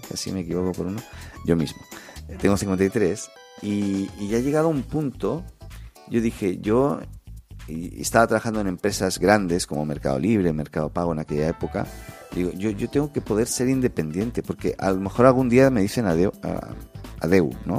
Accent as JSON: {"language": "Spanish", "town": "Barcelona", "region": "Catalonia", "country": "Spain", "moved": "yes", "lives_now": "Chile", "said": "Yo, vengo de España, ¿no? Yo soy de Barcelona"}